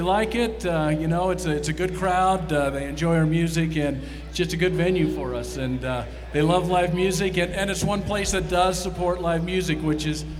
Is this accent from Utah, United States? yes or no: yes; Salt Lake City, Utah, United States; So Salt Lake City. I'm from Salt Lake.